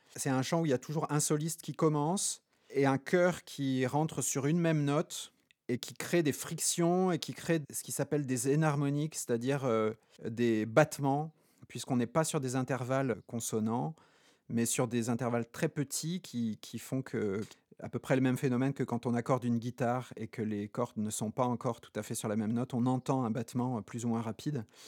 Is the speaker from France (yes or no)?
yes; Haute-Corse, Corsica, France; moved away; also born or lived in Poland / Limousin; j'ai grandi en Haute-Corse